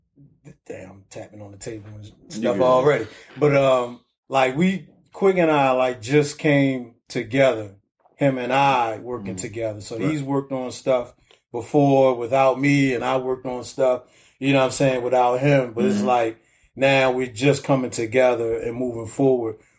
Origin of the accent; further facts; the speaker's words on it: Baltimore, Maryland, United States; I'm from Liberty Heights in Gwin Oak